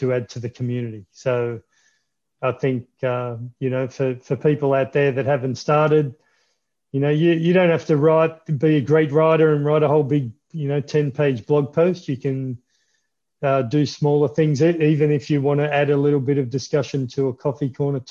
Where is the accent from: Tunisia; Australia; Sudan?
Australia; Melbourne, Victoria; Melbourne, Australia.